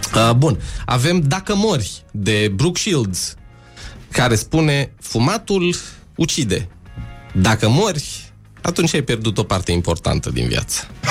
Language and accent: Romanian; Alexandria, Teleorman County, Romania; am crescut în Alexandria